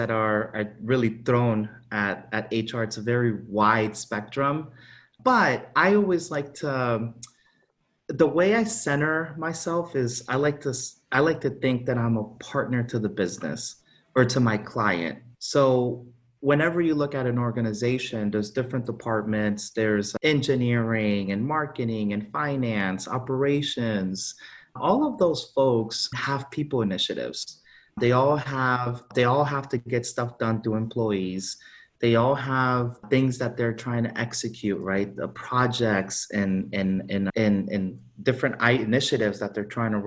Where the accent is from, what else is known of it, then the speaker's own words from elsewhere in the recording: South Florida, United States; also born or lived in Honduras; I grew up in South Florida